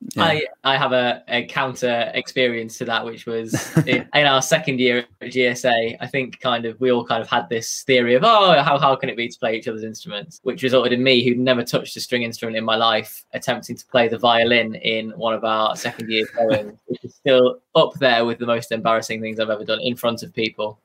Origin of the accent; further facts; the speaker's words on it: Cumbria, North West England, United Kingdom; I'm from Cumbria